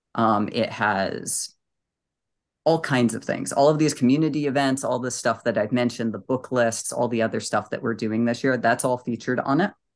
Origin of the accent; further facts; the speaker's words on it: New England, United States; I'm from New England and I speak very quickly.